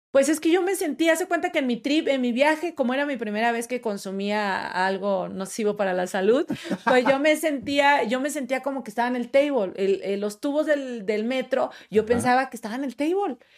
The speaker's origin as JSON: {"language": "Spanish", "town": "Monterrey", "region": "Nuevo León", "country": "Mexico", "moved": "as an adult", "lives_now": "Mexico City, Mexico"}